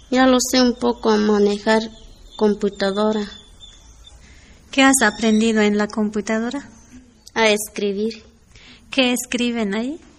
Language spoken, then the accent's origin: Spanish; Chiapas, Mexico; Spanish is a second language; Yo soy municipio autónomo rebelde zapatista Magdalena de La Paz.